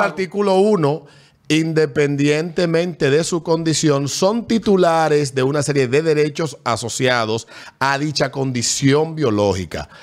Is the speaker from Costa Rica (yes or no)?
no; Panama; Yo crecí en Barrio Tigre, en la escuela España